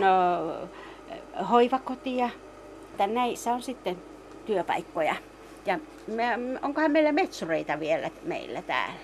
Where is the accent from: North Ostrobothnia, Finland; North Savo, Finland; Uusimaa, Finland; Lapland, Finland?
Lapland, Finland; Rovaniemi; meillä Songassa ei pelätä näitä näitä urakoita